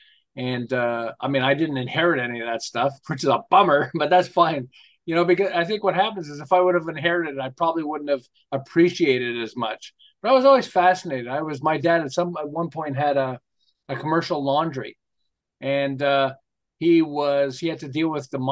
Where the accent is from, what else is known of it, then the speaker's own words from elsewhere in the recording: Montreal, Quebec, Canada; moved away as an adult; now in Southern California, United States; I'm originally from Montreal, although I live in Southern California for about 35 years